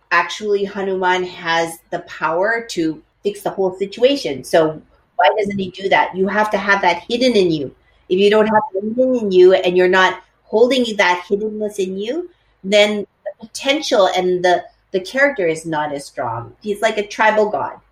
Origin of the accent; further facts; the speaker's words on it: Edmonton, Alberta, Canada; when I was growing up, at that time there were no no Asians um, in in the place that I lived. I lived in Edmonton, in Alberta, in Canada.